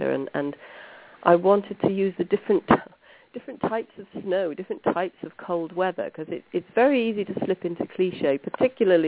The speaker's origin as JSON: {"language": "English", "area": "Brecon Beacons", "region": "Wales", "country": "United Kingdom", "tie": "born or raised there", "said": "I grew up here. I grew up in the Brecon Beacons, which is a national park in Wales"}